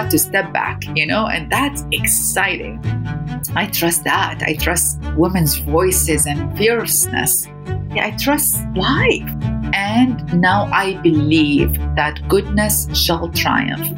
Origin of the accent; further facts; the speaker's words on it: Iraq; moved away as an adult; now in United States; Growing up in Iraq was a combination of fear.